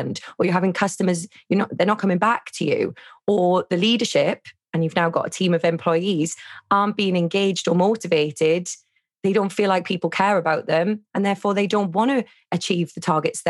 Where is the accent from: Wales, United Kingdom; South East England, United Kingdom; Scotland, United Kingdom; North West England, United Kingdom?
Wales, United Kingdom; I'm from Wales.